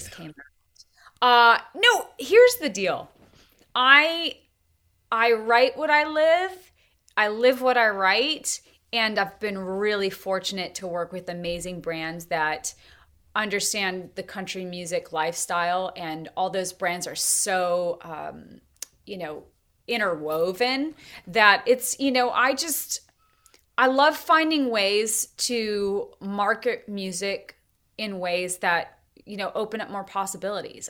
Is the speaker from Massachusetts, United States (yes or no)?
no; Montana, United States; also born or lived in Tennessee; now in North Carolina, United States; we raised cattle growing up in Montana